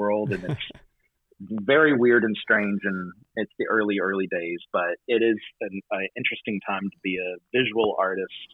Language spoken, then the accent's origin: English; Wynne, Arkansas, United States; moved away as an adult; also born or lived in Nashville, Tennessee; now in Portland, United States; Born and raised in Arkansas in a small rural town called Wynn, just outside of Memphis.